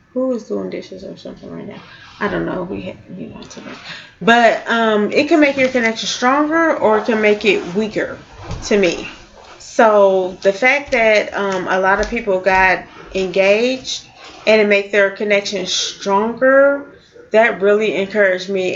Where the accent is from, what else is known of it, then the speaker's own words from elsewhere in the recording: California, United States; now in St. Louis, United States; growing up in California